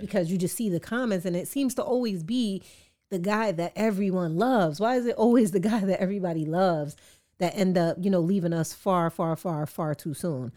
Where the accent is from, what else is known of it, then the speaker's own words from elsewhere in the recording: New York City, New York, United States; I'm an artist from Queens